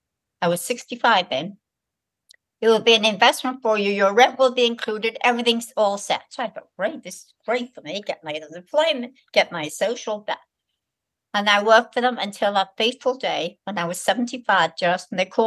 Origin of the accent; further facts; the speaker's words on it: Liverpool, North West England, United Kingdom; accent: Liverpool; I came from Liverpool, poor part of Liverpool, and I got into this very nice college. I had a very strong Liverpool accent.